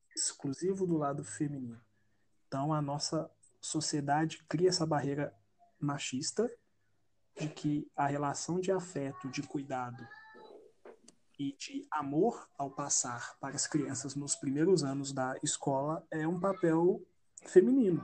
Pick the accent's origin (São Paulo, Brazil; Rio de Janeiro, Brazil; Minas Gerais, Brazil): Minas Gerais, Brazil; Belo Horizonte; sou de Belo Horizonte